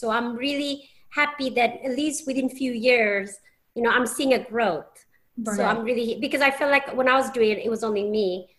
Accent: England, United Kingdom; moved away as an adult; And you know, and I'm from England. I've been here 7 years.

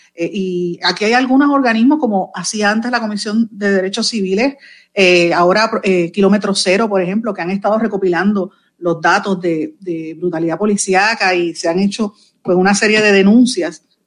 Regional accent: Puerto Rico; Puerto Rico, que somos ciudadanos americanos

